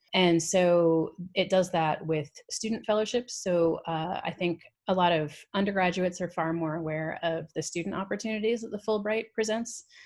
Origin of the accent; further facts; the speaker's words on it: New York, United States; accent: American; also born or lived in London, United Kingdom / Canada; I quickly picked up, uh, an American one when we moved to New York, uh, which is where I grew up for the most part